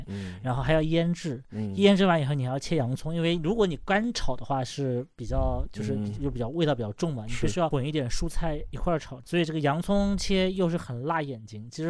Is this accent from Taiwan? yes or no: no; China; 然后我们中国人。一开始不太会做，不太会处理